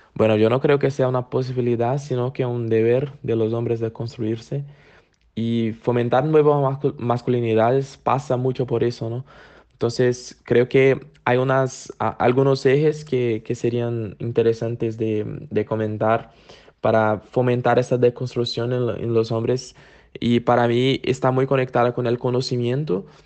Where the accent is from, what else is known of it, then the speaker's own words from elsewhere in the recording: Brazil; soy de Brasil